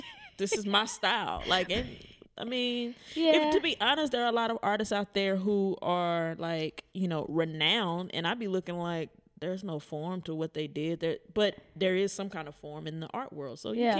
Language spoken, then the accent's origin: English; Texas, United States; Mm-mm, I'm not from Dallas.